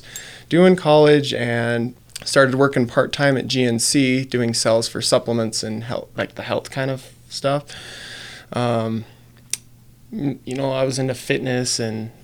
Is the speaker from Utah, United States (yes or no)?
yes; Perry, Utah, United States; also born or lived in Salt Lake City, Utah; when I grew up in Perry, after I got back